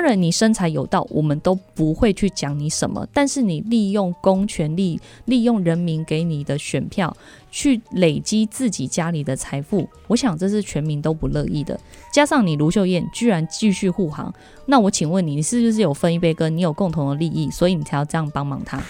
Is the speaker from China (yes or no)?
no; Taichung, Taiwan; 我们台中人